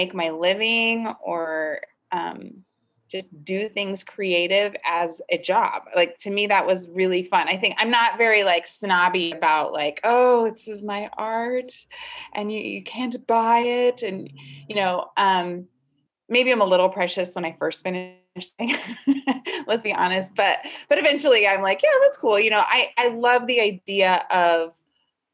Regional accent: Los Angeles, California, United States; I grew up in the South Bay, and it wasn't very urban where I grew up, and it was pretty much a suburban beach town lifestyle

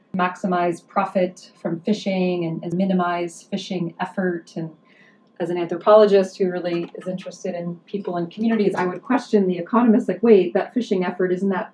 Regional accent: Pittsburgh, Pennsylvania, United States; moved away; also born or lived in Alaska; growing up in Pittsburgh, like a working class family

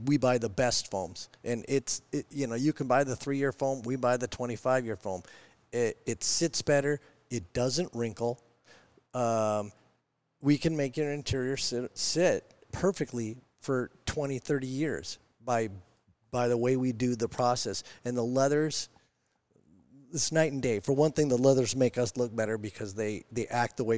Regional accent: Kenmore, Washington, United States; I'm Kenmore

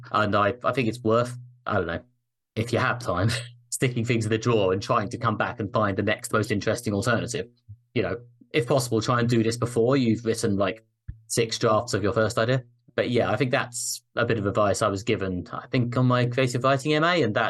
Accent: United Kingdom; I am obviously a British man who has literally never set foot in America.

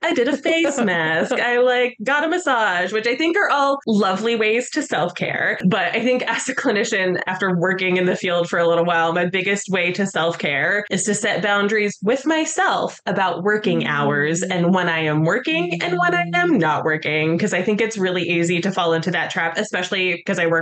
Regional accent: Colorado, United States; now in New York City, United States; I'm originally from Colorado

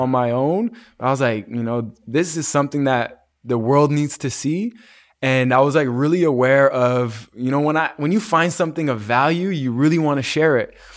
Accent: Calgary, Alberta, Canada; my cousin that I grew up with in Calgary

